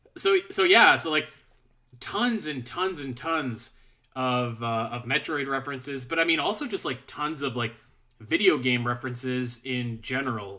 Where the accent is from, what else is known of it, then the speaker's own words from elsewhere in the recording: Calgary, Alberta, Canada; I'm from Calgary, Alberta, right? So, we're, we're, I'm, I'm up in Canada.